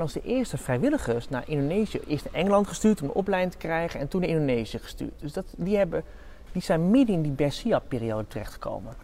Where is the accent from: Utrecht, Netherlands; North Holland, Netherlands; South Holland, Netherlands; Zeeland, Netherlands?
North Holland, Netherlands; Amsterdam; Ik kom uit Amsterdam